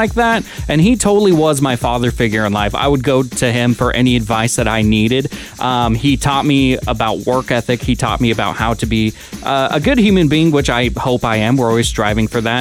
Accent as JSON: {"language": "English", "region": "Washington", "country": "United States", "tie": "born or raised there", "said": "my home state"}